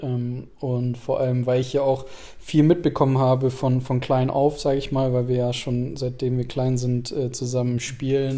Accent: Germany; wir sind hier geboren, wir haben von klein auf die Sprache gelernt

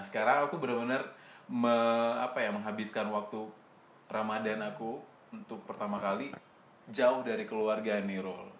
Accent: West Sumatra, Indonesia; moved away as an adult; now in Jakarta, Indonesia; Saya dari Sumatera Barat

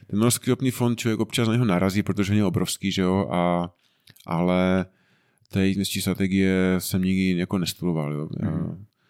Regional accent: Frýdek-Místek, Moravian-Silesian Region, Czechia; pocházíme tady nedaleko z Týtku Místku

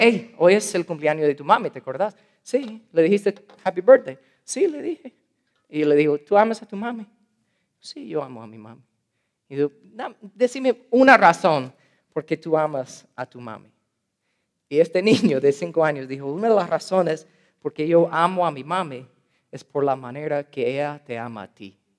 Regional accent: United States; first language English; Spanish is a second language; moved away; yo soy gringo, ¿ok? Entonces mi primer idioma es inglés.

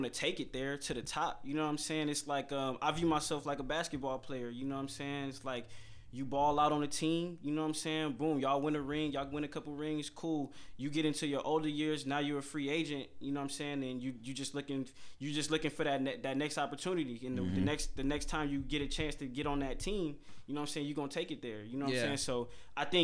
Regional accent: Milwaukee, Wisconsin, United States; I grew up on Villard. You know what I'm saying? I grew up around like all over, really. Yeah. But like, you know, I spent a lot of my time on Villard

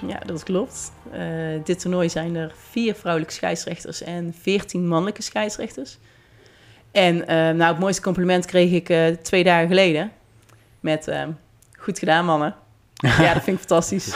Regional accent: Netherlands; als Nederlander

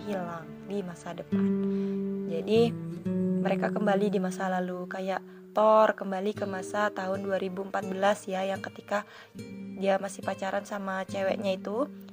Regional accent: Bengkulu, Indonesia; aku sendiri dari Bengkulu

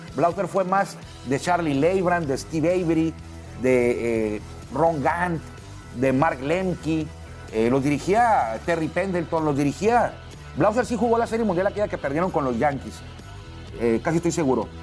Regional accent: Mexico; somos mexicanos

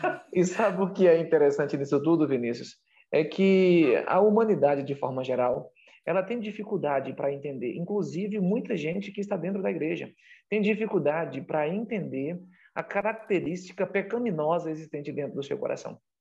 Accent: Bahia, Brazil; a minha terra, a minha região, o meu estado, a Bahia

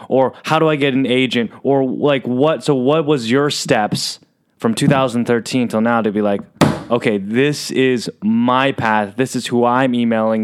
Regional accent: San Diego, California, United States; I'm from San Diego

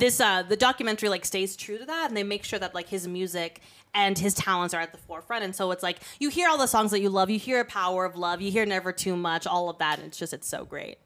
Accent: Kenya; we're a Kenyan podcast

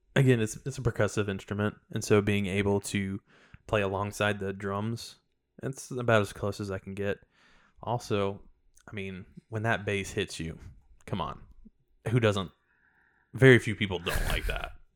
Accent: Chattanooga, Tennessee, United States; I'm from Chattanooga, Tennessee, and I've grown up in a Christian home my whole life

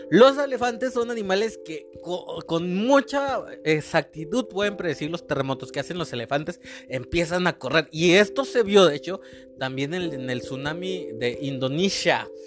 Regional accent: Mexico; also born or lived in Mexico City / Veracruz / Oaxaca / Nayarit; he vivido en muchos, muchas ciudades del país, o sea, de México, porque yo soy mexicano

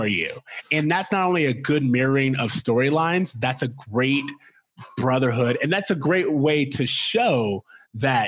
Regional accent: Florida, United States; We're from Florida

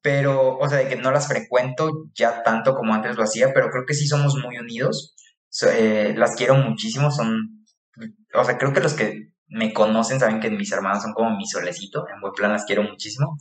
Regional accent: Tepic, Nayarit, Mexico; born or raised there; moved away; also born or lived in Guadalajara

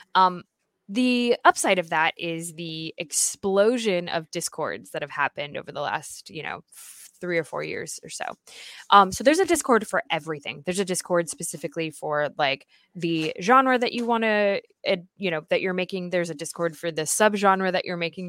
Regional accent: United States; as an American

